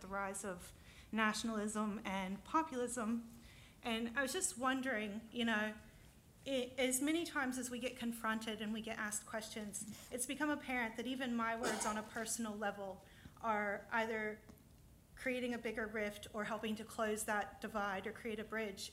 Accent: United States; now in Australia; as an American, um, expat family

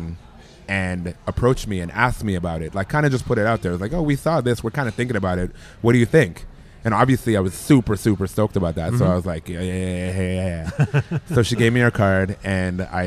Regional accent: Toronto, Ontario, Canada; I grew up in Toronto.

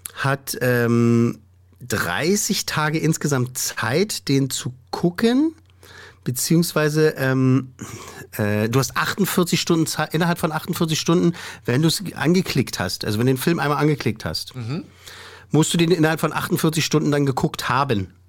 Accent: Germany; bei uns in Deutschland

